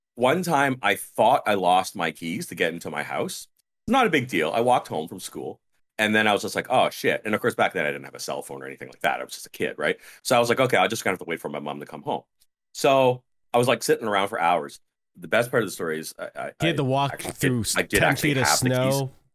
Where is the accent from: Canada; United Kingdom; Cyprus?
Canada; Burlington, Ontario; a girl from high school in Burlington, which is my hometown